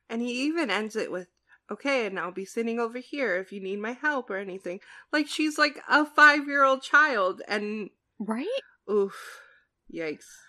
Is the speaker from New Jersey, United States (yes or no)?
yes; New Jersey, United States; I'm from New Jersey, which is like the land of diners